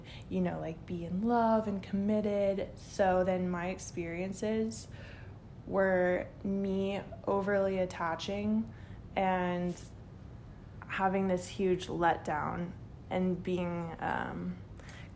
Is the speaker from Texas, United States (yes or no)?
yes; Texas, United States; So I was born in Texas into a very Southern Baptist traditional family